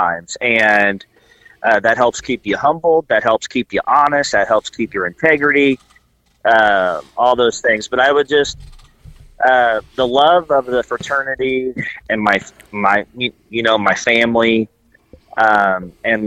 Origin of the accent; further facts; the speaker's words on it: rural Indiana, United States; I grew up in the middle of a lot of cornfields